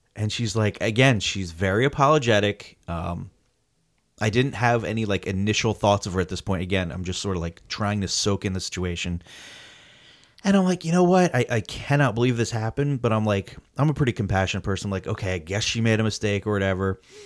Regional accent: New Jersey, United States; we're from New Jersey

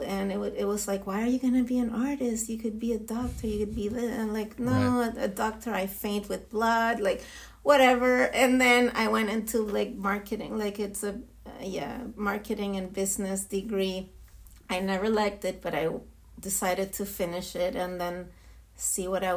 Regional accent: Santiago, Santiago Metropolitan Region, Chile; English is a second language; moved away as an adult; also born or lived in Israel / New York City / London / San Francisco; now in Miami, United States; I was born and raised in Santiago

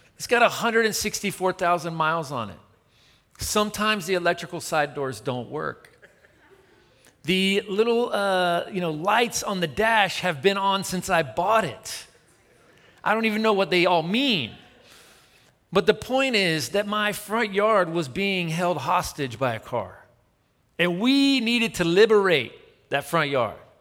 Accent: Tennessee, United States; I'm from Tennessee

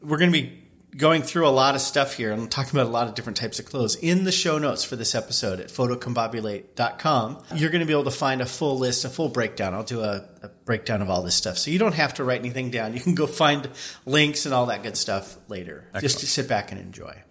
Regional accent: Eastern Washington, United States; I grew up in Eastern Washington. And now we live on the wet sides of our respective states

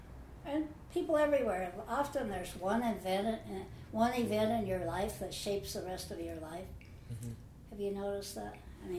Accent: Appalachia, southeastern Kentucky, United States; In southeastern Kentucky, in Appalachia, and in the foothills of the Appalachian Mountains, and it was very rural.

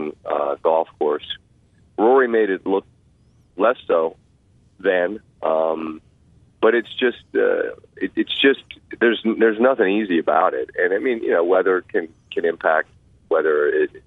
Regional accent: Montgomery County, Maryland, United States; moved away as an adult; I grew up playing in Montgomery County, Maryland, out by where I lived

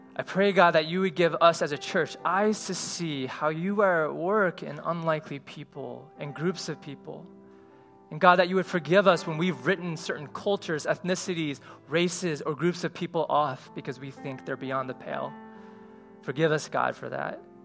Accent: Cleveland, Ohio, United States; moved away; as an Asian kid growing up in Cleveland, Ohio

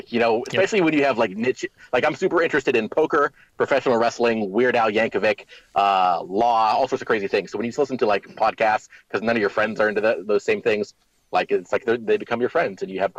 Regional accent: Youngstown, Ohio, United States; moved away; everybody is dispersed from our hometown. We grew up near Youngstown, Ohio, very deindustrialized city.

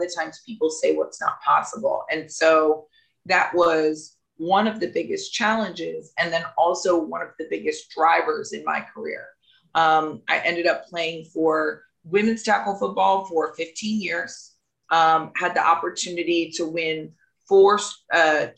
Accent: the South, United States; I'm from the South

